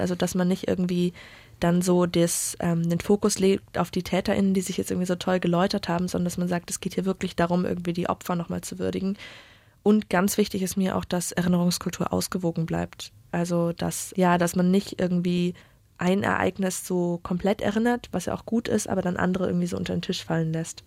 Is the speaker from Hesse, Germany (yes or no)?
no; Munich, Bavaria, Germany; moved away; ich komme ursprünglich aus München